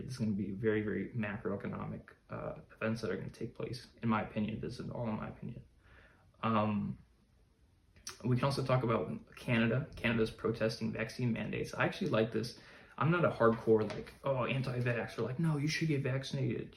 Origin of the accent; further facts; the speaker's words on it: Chicago, Illinois, United States; I grew up in America, in the US, in uh, Chicago, a large city